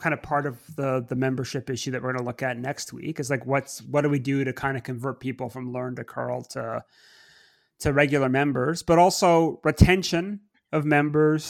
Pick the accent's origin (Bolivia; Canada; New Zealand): Canada; Montreal, Quebec; growing up in Montreal back in the 90s